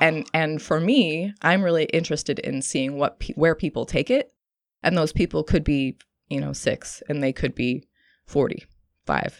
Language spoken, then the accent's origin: English; Santa Cruz, California, United States; moved away as an adult; also born or lived in New York / Oregon; I'm originally from Santa Cruz. I moved back to Santa Cruz to be near my family